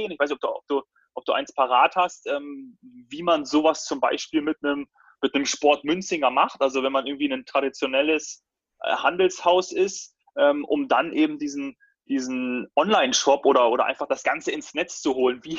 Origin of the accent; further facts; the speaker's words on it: Munich, Bavaria, Germany; ich komme ja auch aus München.